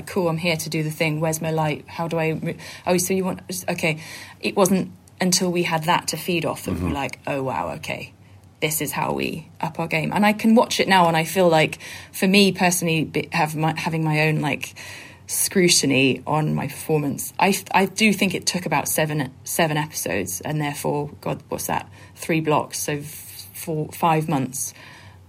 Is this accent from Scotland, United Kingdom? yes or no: no; Bristol, South West England, United Kingdom; moved away as an adult; now in Brighton, United Kingdom; I was born in Bristol.